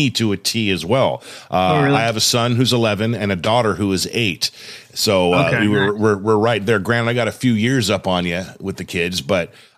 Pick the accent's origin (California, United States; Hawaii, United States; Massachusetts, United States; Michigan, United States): California, United States; Southern; now in Southern Oregon, United States; I'm from Southern California originally